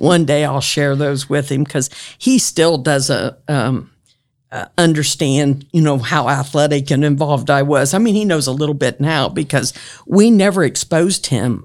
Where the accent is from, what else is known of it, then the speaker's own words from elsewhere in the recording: Grant County, Indiana, United States; when I grew up in Grant County